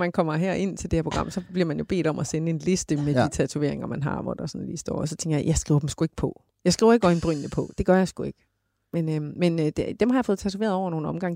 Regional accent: Denmark; jeg var fra Jylland af

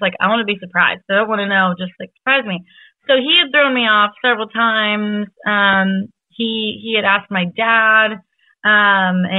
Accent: the Northwest, Washington, United States; I'm from the Northwest. And so in Washington State, it was in Seattle

